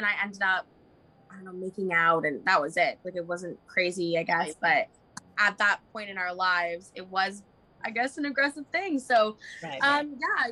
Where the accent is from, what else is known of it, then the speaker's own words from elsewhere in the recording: Vancouver, British Columbia, Canada; also born or lived in Toronto; I've done most of my growing up in Vancouver